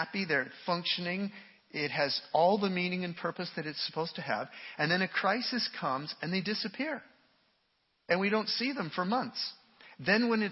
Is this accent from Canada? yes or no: yes; Canada; me as a Canadian